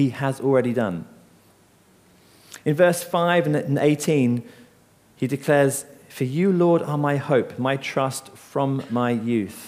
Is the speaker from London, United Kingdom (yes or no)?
no; Seaford, South East England, United Kingdom; I grew up in Seaford along the coast